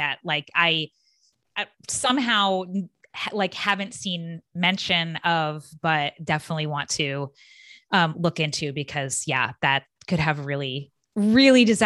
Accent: Phoenix, Arizona, United States; moved away; part of where I grew up was in Phoenix

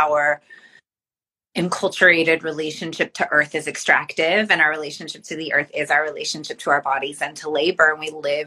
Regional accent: Bay Area, California, United States; I'm from the Bay Area

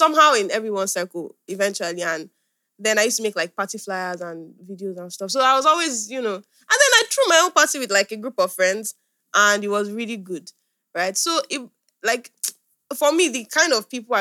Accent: Ibadan, Oyo, Nigeria; growing up in Ibadan was kind of different for me

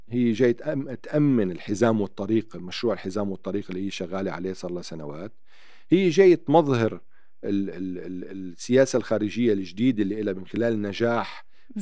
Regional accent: Naqoura, South Governorate, Lebanon; also born or lived in Tyre, Lebanon; أنا ابن، ابن جنوب لبنان

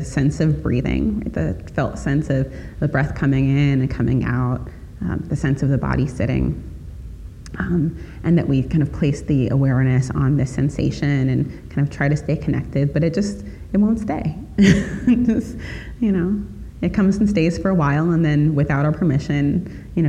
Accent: Chicago, Illinois, United States; I grew up in Chicago

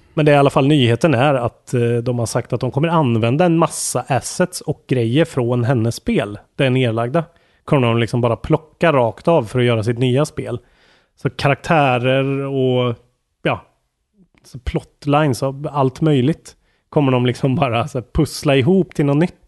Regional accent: Karlstad, Värmland, Sweden; Karlstad, där jag är ifrån

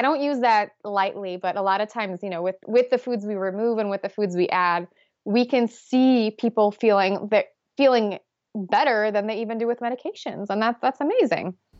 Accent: Poland; moved away; I grew up in Poland

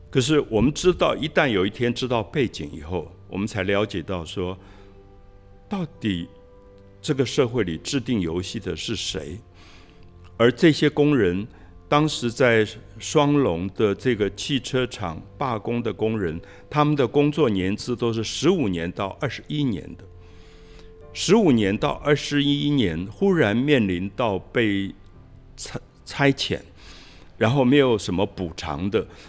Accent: Dalongdong, Taipei, Taiwan; 我小时候我是在大龙洞长大，那那个大龙国小升学率不高

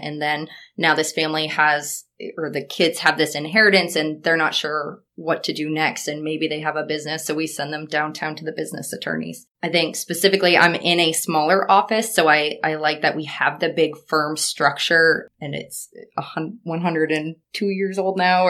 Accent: Corinth, Maine, United States; also born or lived in Portland, Maine / Kenduskeag, Maine; I grew up in Corinth, Maine, so not too far from here

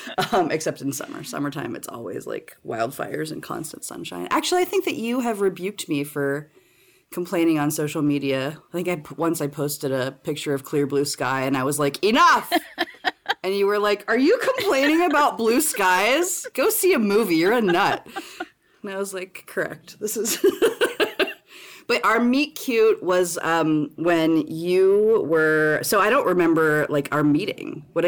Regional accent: East Coast, United States; now in Seattle, United States; I am a high school teacher at Seattle Prep in Seattle, Washington. I am a transplant from the East Coast

